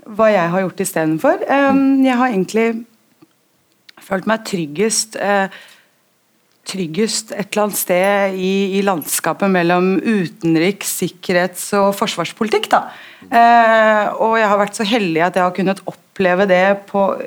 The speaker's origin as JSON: {"language": "Norwegian", "region": "Oslo", "country": "Norway", "tie": "born or raised there", "said": "jeg er født og oppvokst i Oslo, eh, på Grünerløkka"}